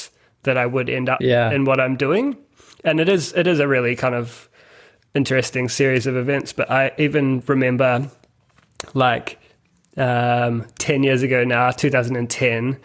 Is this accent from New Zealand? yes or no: yes; Christchurch, Canterbury, New Zealand; moved away as an adult; also born or lived in Melbourne, Australia; now in Sydney, Australia; Christchurch Airport, which is close to where I grew up